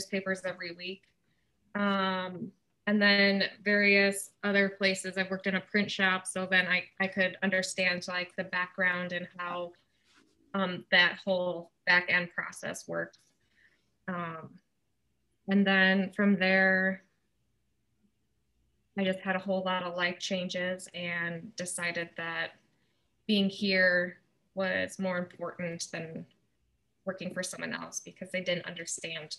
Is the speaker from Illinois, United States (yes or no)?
yes; Illinois, United States; also born or lived in Northeast Iowa; now in Iowa, United States; I'm actually from Illinois